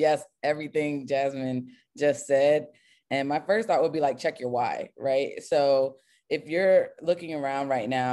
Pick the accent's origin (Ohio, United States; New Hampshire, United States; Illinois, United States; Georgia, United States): Ohio, United States; Cincinnati; also born or lived in Pennsylvania / Lexington; now in Columbus, United States; I'm originally from Cincinnati and I was in Pennsylvania for a while and Lexington and all these places